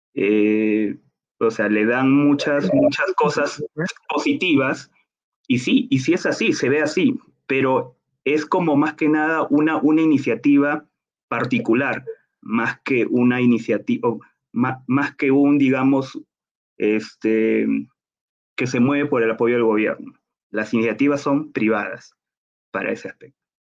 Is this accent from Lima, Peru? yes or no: yes; Lima, Peru; moved away as an adult; now in Bogotá, Colombia; yo soy de Lima, Perú